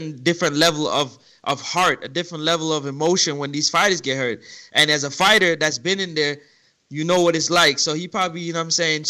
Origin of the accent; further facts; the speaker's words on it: Kingston, Jamaica; I was born and raised in Kingston. Kingston, Jamaica